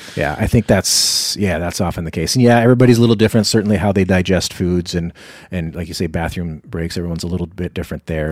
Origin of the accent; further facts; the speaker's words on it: Iowa, United States; now in Duluth, United States; I was down in my hometown in Iowa, where I grew up